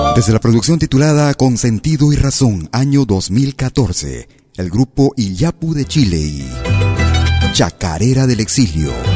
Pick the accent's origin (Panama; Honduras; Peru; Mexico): Peru; nuestro país, al Perú